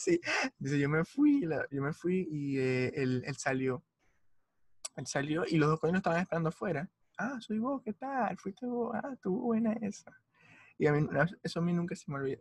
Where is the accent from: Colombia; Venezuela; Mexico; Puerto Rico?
Venezuela; Maracaibo, Zulia; Como buen maracucho